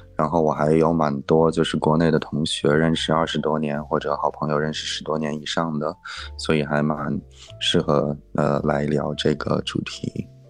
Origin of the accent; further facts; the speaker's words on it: Inner Mongolia, China; moved away; 还有我的老家内蒙古